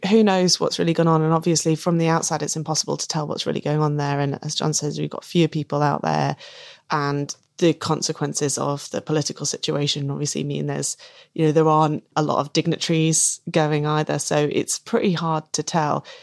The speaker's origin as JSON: {"language": "English", "region": "England", "country": "United Kingdom", "said": "I'm English"}